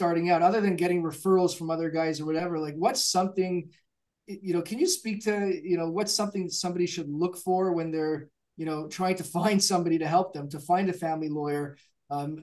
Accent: Canada; I'm a Canadian myself

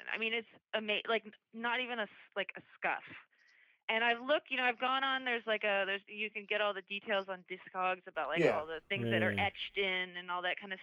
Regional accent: Berkeley, California, United States; growing up in Berkeley

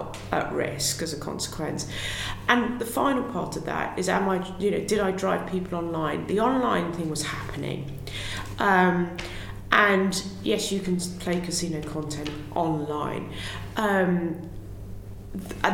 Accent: Hythe, South East England, United Kingdom; I grew up in Hythe

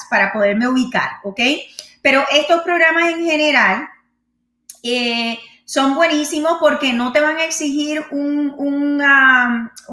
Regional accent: Haiti; now in Dominican Republic; yo soy de Haití, pero, ok, en la República, pero estoy en la República Dominicana haciendo todo tipo de trabajo

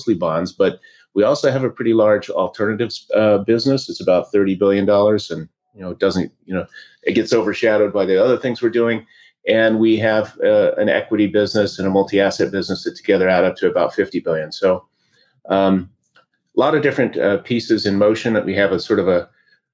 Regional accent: Oregon, United States; grew up in Oregon in a small lumber town

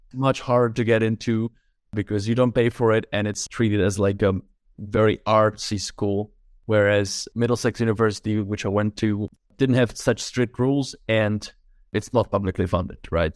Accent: Czechia; moved away as an adult; also born or lived in London; now in Prague, Czechia; Originally, I'm from the Czech Republic

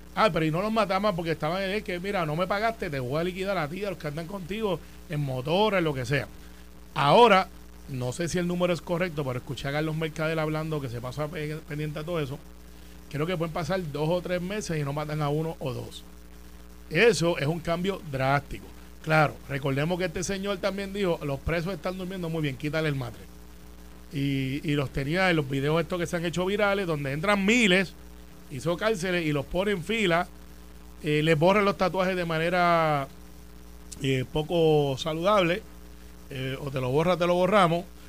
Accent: Puerto Rico; somos boricuas bestiales y orgullosos

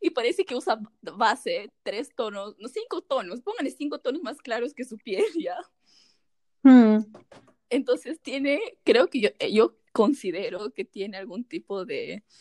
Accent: Peru; Y si yo soy blanco es porque tengo familia del extranjero, pero soy peruano.

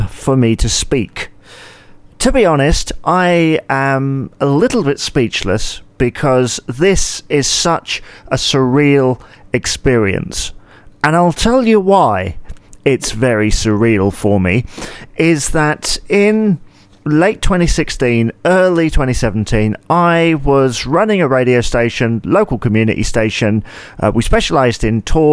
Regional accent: United Kingdom

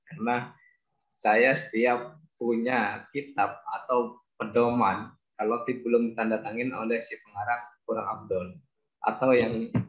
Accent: Bangkalan, East Java, Indonesia; born there; uh, saya lahir di Bangkalan alhamdulillah uh, sampai sekarang ada di Bangkalan

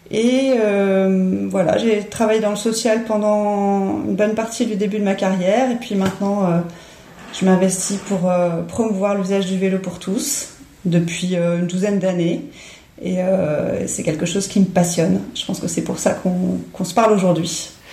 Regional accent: Paris, Île-de-France, France; moved away as an adult; also born or lived in Clichy-la-Garenne / Dunkirk area; now in near Gravelines, France; je suis parisienne à la base. Je suis née à Paris et euh, j'ai vécu euh, une vingtaine d'années intramuros.

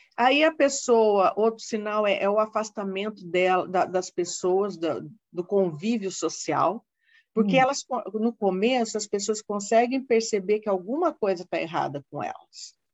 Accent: Londrina, Paraná, Brazil; moved away as an adult; Eu sou do Paraná, sou de Londrina, hum. vim de uma terra fria

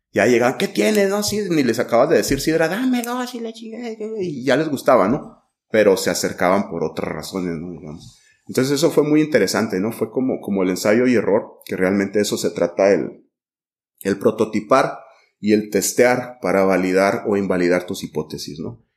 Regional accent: Mexico; como mexicanos

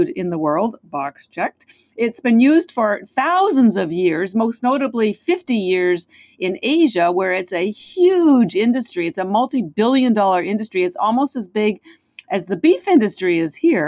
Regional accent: Canada; now in Boston, United States; I am Canadian. I live in Boston, but our Canadian healthcare system is quite different

